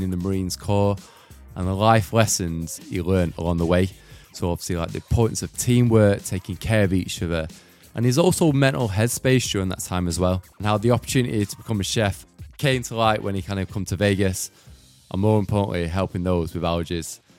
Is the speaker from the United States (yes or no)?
no; outskirts of Manchester, North West England, United Kingdom; So we moved away from Manchester and moved to the outskirts